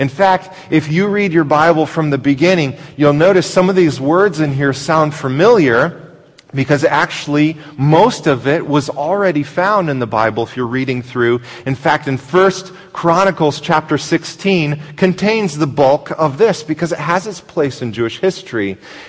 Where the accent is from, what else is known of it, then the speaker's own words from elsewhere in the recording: Brazil; born there; I was born in Brazil, so I speak Portuguese and I have citizenship